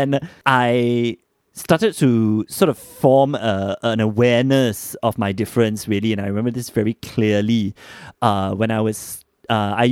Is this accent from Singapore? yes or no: yes; Singapore; moved away as an adult; also born or lived in United States; I was born and raised in Singapore